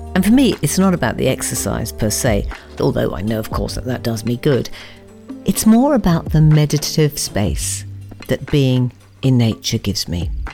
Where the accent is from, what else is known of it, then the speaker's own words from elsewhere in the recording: Watford, East of England, United Kingdom; Growing up in Watford